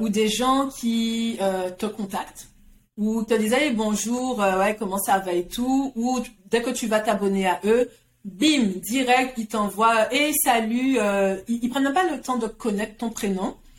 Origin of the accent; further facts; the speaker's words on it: Guadeloupe; moved away as an adult; also born or lived in France; j'ai grandi en Guadeloupe